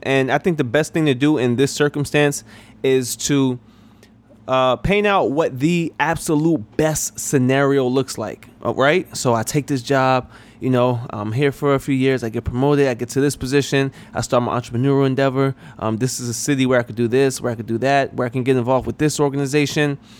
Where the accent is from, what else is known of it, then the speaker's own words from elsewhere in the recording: New York, United States; moved away as an adult; also born or lived in South Carolina; I'm originally from New York